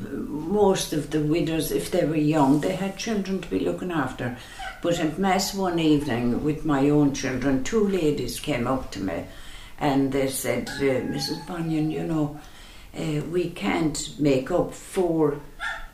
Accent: Charleville, Munster, Ireland; moved away as an adult; now in Listowel, Ireland; I'm from Charleville, County Cork, a lovely, busy town, lovely town to grow up

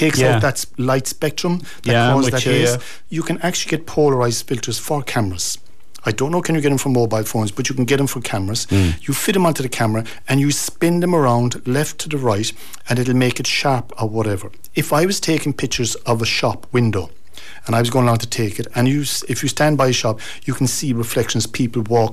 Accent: North Kerry, Munster, Ireland; I'm from North Kerry

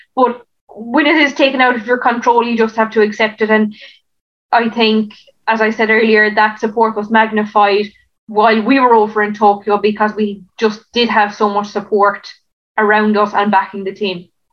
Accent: West Cork, Munster, Ireland; moved away as an adult; now in Waterford, Ireland; I'm based in Waterford. Um, my home is in West Cork

